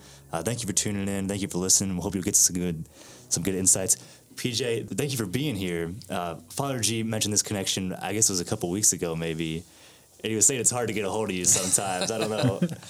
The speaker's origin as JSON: {"language": "English", "region": "Middle Tennessee", "country": "United States", "tie": "born or raised there", "said": "I grew up here in Middle Tennessee. I'm a recent graduate of Belmont University in Nashville"}